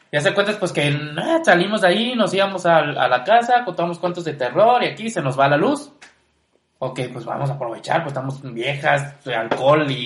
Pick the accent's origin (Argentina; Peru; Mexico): Mexico; Cancún, Quintana Roo; todo el mundo sabe que soy de Cancún.